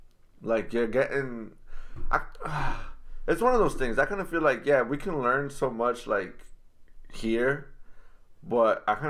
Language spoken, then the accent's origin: English; Lowell, Massachusetts, United States; I'm from Lowell.